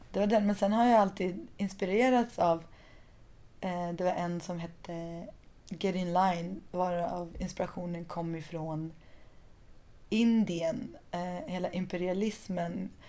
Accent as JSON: {"language": "Swedish", "region": "southern Iran", "country": "Iran", "said": "Som folk i både Afghanistan och Pakistan och södra Iran där jag kommer ifrån."}